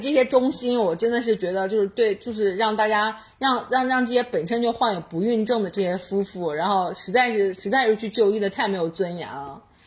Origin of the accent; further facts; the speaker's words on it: China; 我们中国人